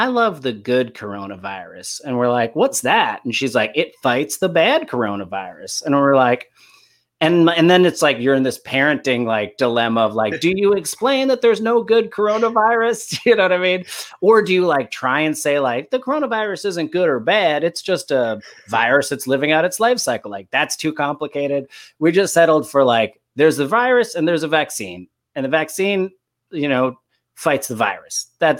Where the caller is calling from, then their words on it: Los Angeles, California, United States; I'm calling in from Los Angeles